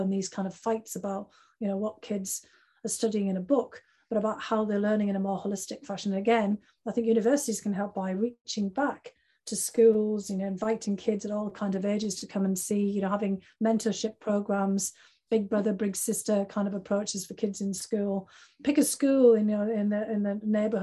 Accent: United Kingdom; moved away as an adult; now in United States; which I grew up with in the United Kingdom.

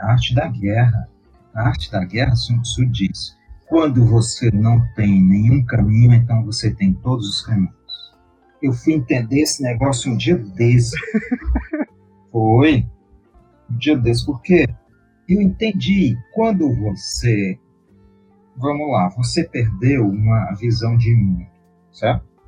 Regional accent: Brazil; a gente é brasileiro

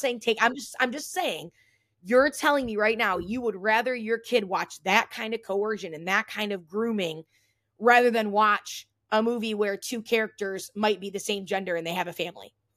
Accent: Toledo, Ohio, United States; my hometown

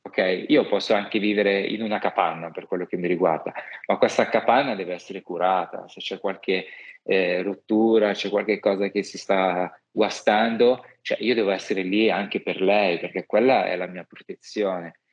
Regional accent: Milan, Lombardy, Italy; also born or lived in Rome; da milanese

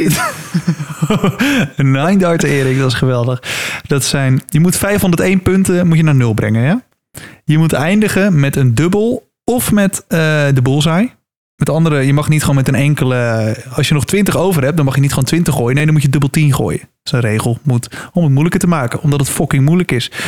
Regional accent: Netherlands; als Nederlanders

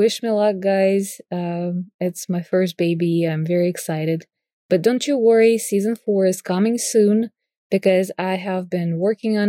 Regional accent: Moscow, Russia; I was born and raised in Moscow, Russia, in a creative family

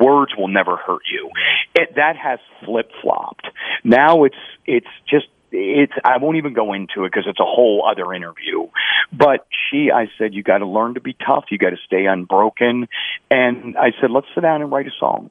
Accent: Pittsburgh, Pennsylvania, United States; moved away; I was born in Pittsburgh and raised there

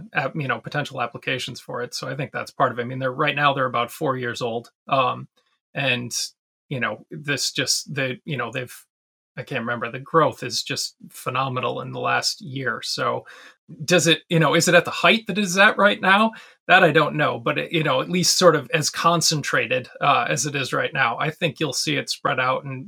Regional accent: Wisconsin, United States; I'm from Wisconsin

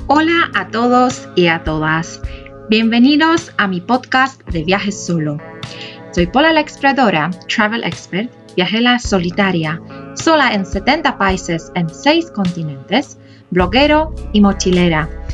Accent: Poland; moved away as an adult; also born or lived in South America / Europe / Asia; now in China; Dejé mi país natal, Polonia, cuando tenía 18 años

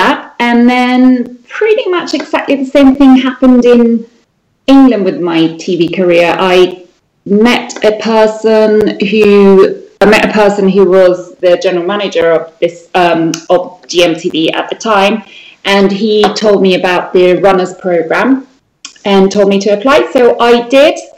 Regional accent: Sweden; moved away as an adult; now in United Kingdom; The place where I was born in Sweden is a very, very entrepreneurial place

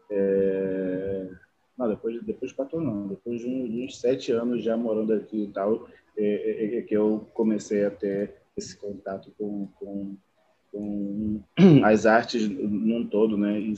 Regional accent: Angola; moved away as an adult; now in Brazil; É, eu sou de Angola, né? Eu moro no Brasil tem 14 anos eu vim para o Brasil para fazer faculdade de engenharia civil

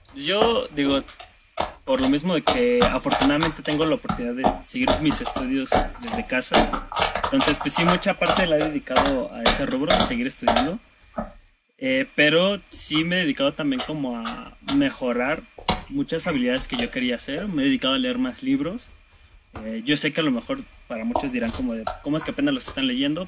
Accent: State of Mexico, Mexico; yo soy del Estado de México

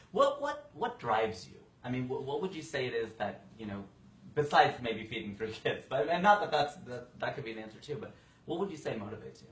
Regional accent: Ohio, United States; a very white kind of Caucasian sort of thing growing up in Ohio.

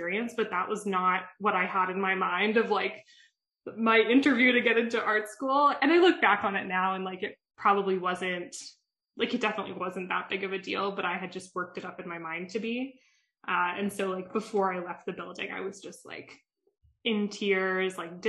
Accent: Calgary, Alberta, Canada; moved away as an adult; also born or lived in Toronto; So I'm from Calgary. I'm not from Toronto.

